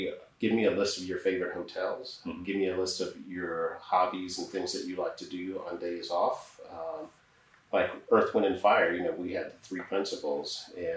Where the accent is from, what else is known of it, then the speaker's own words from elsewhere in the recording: England, United Kingdom; I was born in England